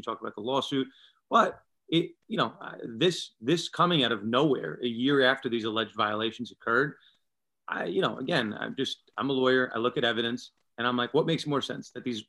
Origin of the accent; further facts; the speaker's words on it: New York, United States; I'm from New York. I grew up, born and raised in New York. I practice in New York City.